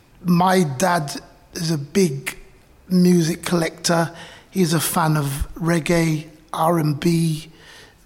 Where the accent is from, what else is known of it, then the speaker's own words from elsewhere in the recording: London, United Kingdom; I was born when my parents were living in the borough, and I grew up in Brent.